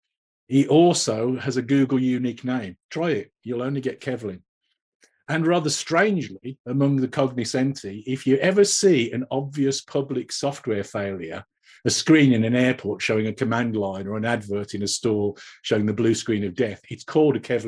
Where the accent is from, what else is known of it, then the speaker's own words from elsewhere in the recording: England, United Kingdom; we're both English